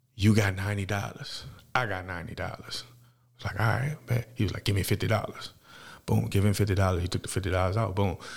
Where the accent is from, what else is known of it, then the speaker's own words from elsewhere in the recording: New Orleans, Louisiana, United States; now in Fort Worth, United States; I'm, uh, from New Orleans, Louisiana, uptown. uh, third Walter Magnolia projects.